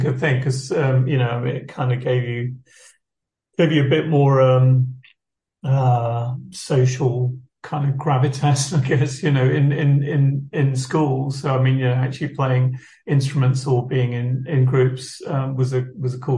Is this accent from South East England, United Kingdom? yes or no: yes; Rochester, South East England, United Kingdom; also born or lived in Liverpool; growing up in Rochester